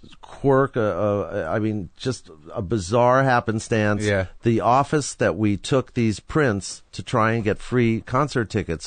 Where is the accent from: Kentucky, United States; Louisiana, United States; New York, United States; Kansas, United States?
New York, United States; Forest Hills; I grew up in Forest Hills, New York.